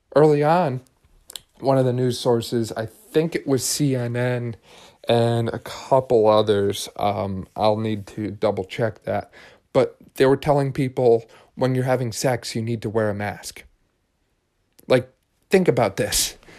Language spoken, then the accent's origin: English; Pennsylvania, United States; Pennsylvania now, because this is my home state